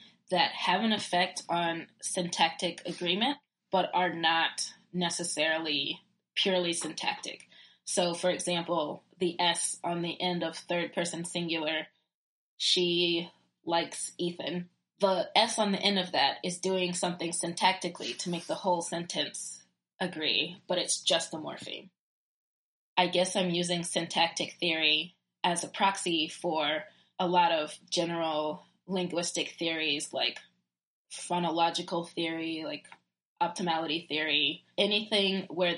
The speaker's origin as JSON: {"language": "English", "region": "Virginia", "country": "United States", "accent": "southern", "said": "I'm from Virginia."}